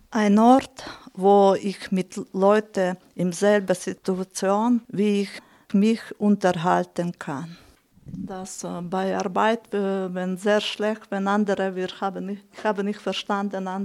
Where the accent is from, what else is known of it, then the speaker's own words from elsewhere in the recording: Ukraine; German is a second language; also born or lived in Hungary; now in Hohenems, Austria; Ich komme aus Ungarn. Ursprünglich ich bin aus der Ukraine.